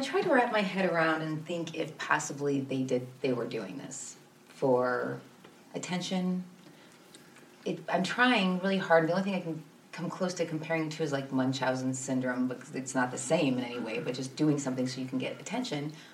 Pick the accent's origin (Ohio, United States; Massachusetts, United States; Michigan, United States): Ohio, United States; Lorain County; I grew up in Lorain County